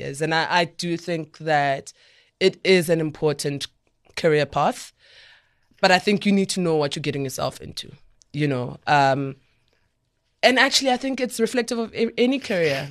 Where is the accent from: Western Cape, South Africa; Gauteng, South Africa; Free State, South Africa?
Gauteng, South Africa; Soweto; I'm a girl from Soweto